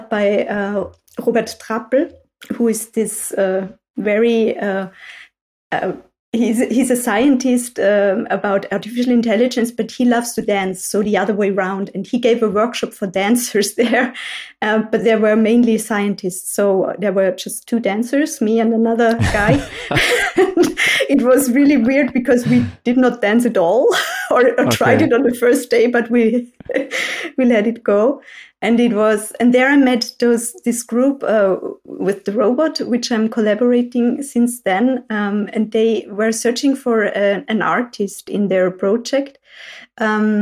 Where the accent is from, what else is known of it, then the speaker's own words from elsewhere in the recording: Salzburg countryside, Austria; moved away as an adult; now in Vienna, Austria; I'm from the countryside, so not from a city. So I was born in Salzburg on the countryside